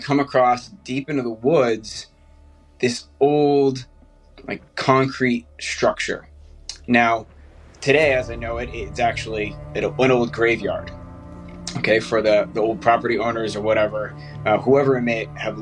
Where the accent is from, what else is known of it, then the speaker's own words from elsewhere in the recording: south of Boston, Massachusetts, United States; I grew up in Massachusetts, south of Boston, little, local farm town